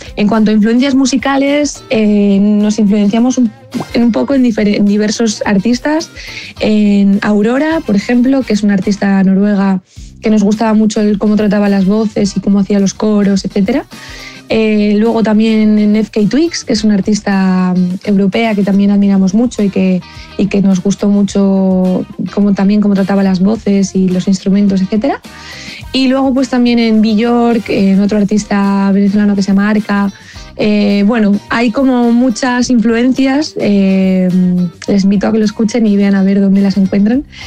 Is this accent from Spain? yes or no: yes; Madrid, Community of Madrid, Spain; desde Madrid, aunque los dos residimos aquí en España, en el centro, en Madrid